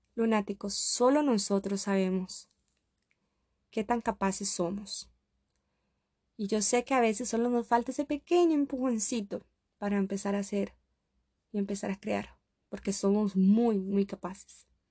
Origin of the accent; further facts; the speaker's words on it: Costa Rica; moved away as an adult; now in Russia; yo soy costarricense, yo soy de Costa Rica y ahora estoy completamente muy lejos de mi país. Estoy en Rusia